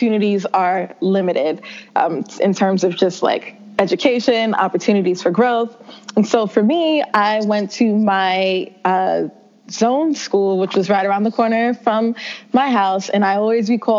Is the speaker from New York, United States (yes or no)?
yes; New York City, New York, United States; I grew up in the South Bronx, in one of the poorer districts in the Bronx.